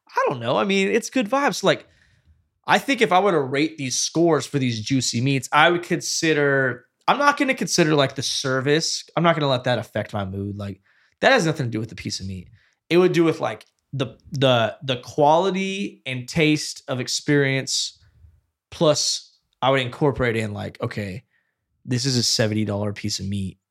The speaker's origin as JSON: {"language": "English", "town": "Fresno", "region": "California", "country": "United States", "said": "I'm from Fresno"}